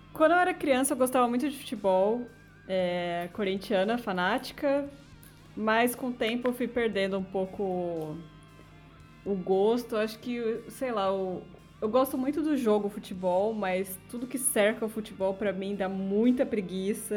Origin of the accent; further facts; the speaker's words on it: São Paulo, Brazil; Itaquerão também, enfim, é perto de onde eu cresci